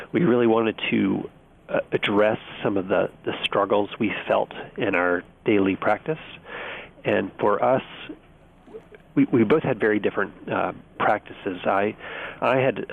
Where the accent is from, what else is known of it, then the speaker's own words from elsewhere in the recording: Birmingham, Alabama, United States; now in Washington, D.C., United States; I grew up in Birmingham, Alabama